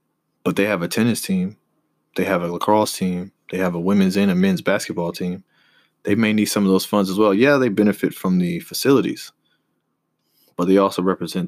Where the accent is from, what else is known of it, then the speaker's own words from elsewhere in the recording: the South, United States; I grew up right here in the South, so I played football when I was younger all the way up until high school.